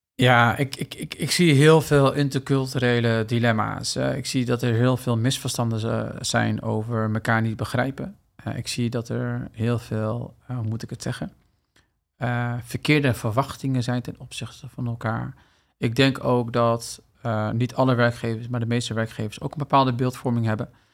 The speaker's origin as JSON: {"language": "Dutch", "country": "Netherlands", "tie": "born or raised there", "said": "ik ben hier opgegroeid in Nederland"}